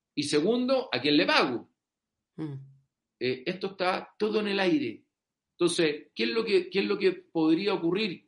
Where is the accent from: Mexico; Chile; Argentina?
Chile; nosotros como chilenos